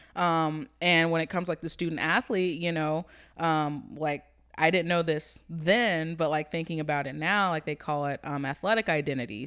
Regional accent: Topeka, Kansas, United States; growing up in Topeka

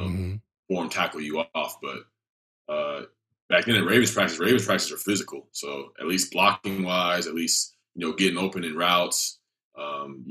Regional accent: Atlanta, Georgia, United States; Atlanta, which was my hometown.

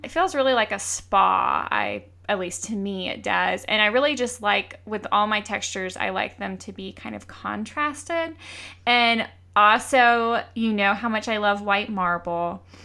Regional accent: Georgia, United States; I grew up in Georgia, so little southern touches are, I think, are really quaint and remind me of home

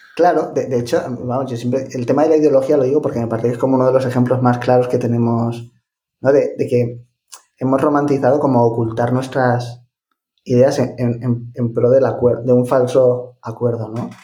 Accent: Ciudad Real, Castilla-La Mancha, Spain; yo soy de Ciudad Real, de La Mancha

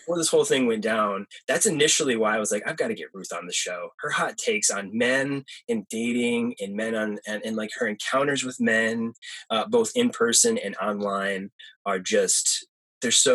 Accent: Perry, Michigan, United States; moved away; I grew up in a very small town in Michigan

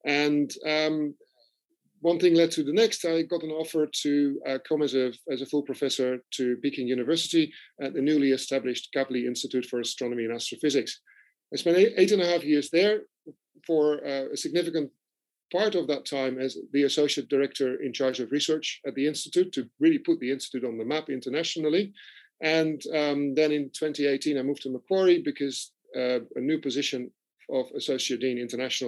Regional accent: Netherlands; now in Australia; I'm from the Netherlands, so I was at primary school at the time

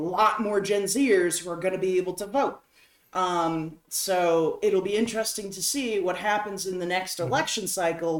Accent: New Hampshire, United States; moved away; my home state of New Hampshire

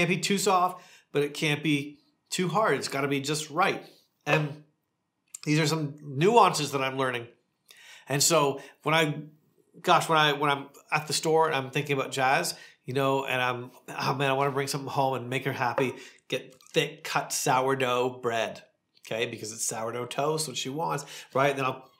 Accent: rural Ontario, Canada; now in Palm Springs, United States; Growing up in rural Canada

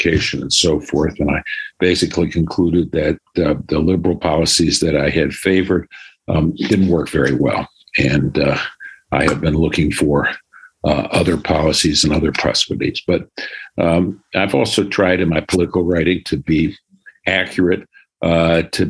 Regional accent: Detroit, Michigan, United States; also born or lived in Birmingham, Michigan; I grew up in Detroit and Birmingham, Michigan, where I attended public school in Detroit and private school in Bloomfield Hills.

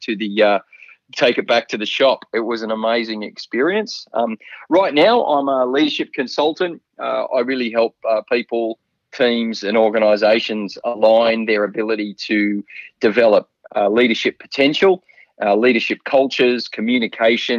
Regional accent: Sydney, New South Wales, Australia; also born or lived in Victoria; We moved to Castle Hill in the northwestern suburbs of Sydney. That was pretty much the end of Sydney in the 80s. And I spent all of my primary school, high school and university life there

